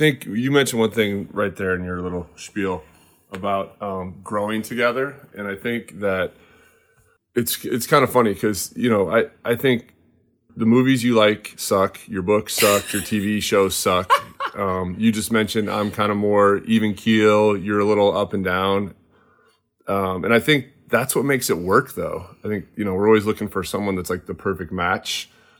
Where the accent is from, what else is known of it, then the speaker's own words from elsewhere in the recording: Midwest, United States; We already covered that I'm from the Midwest.